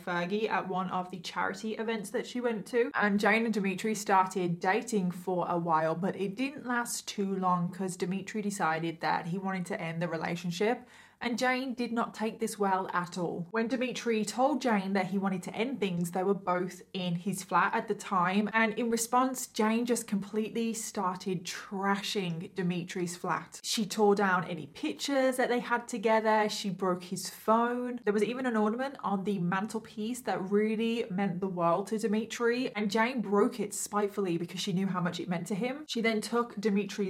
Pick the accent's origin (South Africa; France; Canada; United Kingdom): United Kingdom; Midlands; accent: northern; I'm from the Midlands, but I'm classed as northern, I think